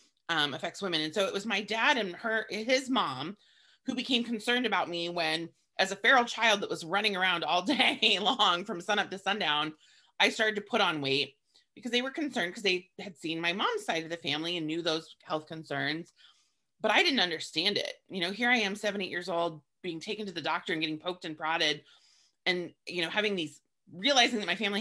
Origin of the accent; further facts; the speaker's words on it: Montana, United States; growing up in Montana in the 80s